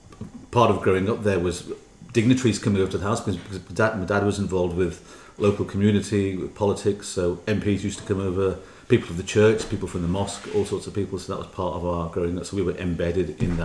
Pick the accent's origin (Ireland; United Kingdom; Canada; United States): United Kingdom; Liverpool, North West England; it's Scouse. I was born in Liverpool. Mixed with Scousers all my life. My parents are from India.